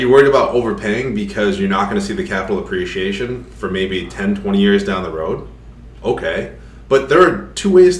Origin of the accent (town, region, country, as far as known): Rhode Island, United States; accent: Rhode Island